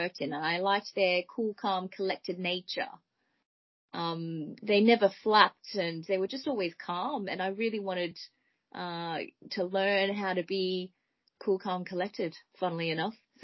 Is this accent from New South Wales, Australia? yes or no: no; Melbourne, Victoria, Australia; now in United Kingdom; I am originally from Melbourne, Australia